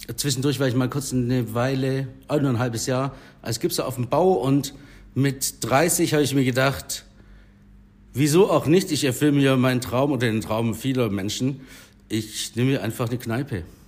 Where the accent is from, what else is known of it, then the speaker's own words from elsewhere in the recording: Herrenberg, Baden-Württemberg, Germany; Ich bin tatsächlich gebürtiger Herrenberger. Ich war in der Erhardstraße im Kindi, Pfalzgraf Rudolf Grundschule